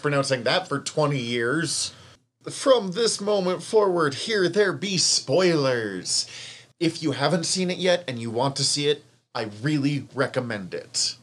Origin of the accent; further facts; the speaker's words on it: Montana, United States; accent: Montana; my Montana accent